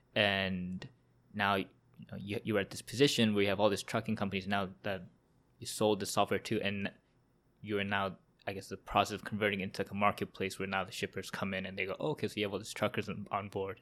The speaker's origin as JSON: {"language": "English", "town": "Vancouver", "region": "British Columbia", "country": "Canada", "tie": "born or raised there", "moved": "yes", "lives_now": "Toronto, Canada", "said": "I'm from Vancouver and Sagar here is also from Vancouver and we also went to same high school"}